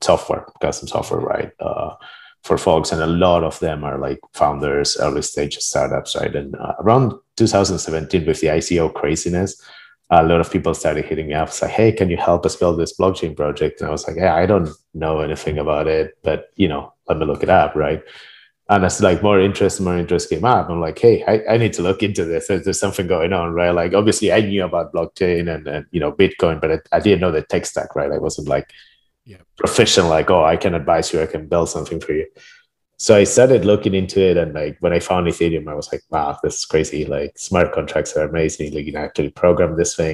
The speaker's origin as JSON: {"language": "English", "country": "Argentina", "moved": "yes", "said": "I'm originally from Argentina, right? And my mom was computer scientist"}